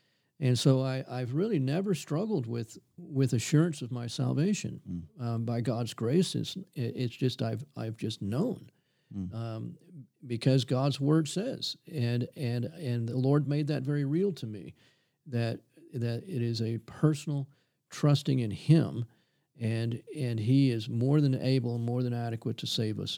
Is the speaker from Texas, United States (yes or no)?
yes; Corpus Christi, Texas, United States; It's hot. Hot and humid. Yeah, I tell you. And, you know, everybody at that time lived very modest lifestyles.